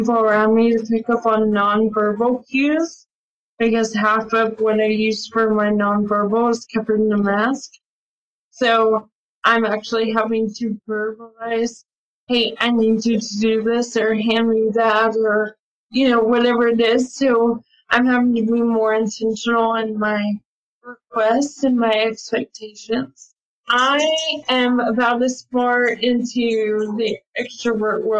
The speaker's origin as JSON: {"language": "English", "town": "Hico", "region": "Texas", "country": "United States", "tie": "born or raised there", "said": "moving back to my hometown of Hyco"}